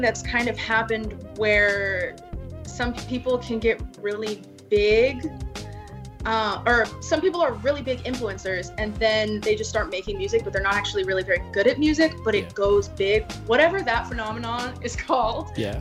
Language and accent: English; Boca Raton, Florida, United States; moved away as an adult; now in Los Angeles, United States; I was born and raised in Boca Raton, Florida.